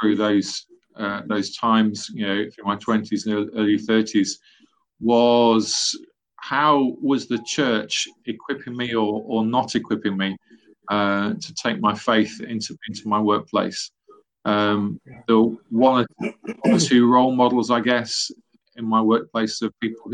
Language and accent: English; Loughborough, East Midlands, United Kingdom; also born or lived in Nottingham; So I was born in the East Midlands in Nottingham, grew up in a nearby town, Loughborough.